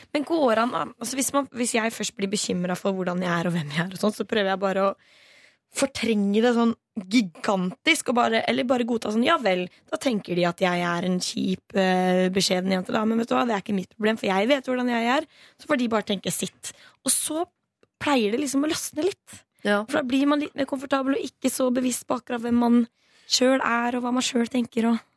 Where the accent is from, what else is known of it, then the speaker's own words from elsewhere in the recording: Stavern, Vestfold, Norway; moved away; min lokale festival der jeg kommer fra. Stavernfestivalen